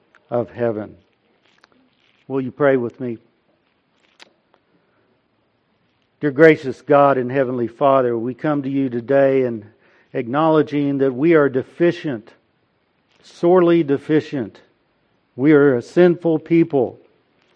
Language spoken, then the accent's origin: English; Del City, Oklahoma, United States; moved away as an adult; also born or lived in Pennsylvania; my hometown of Del City, Oklahoma, where we now live.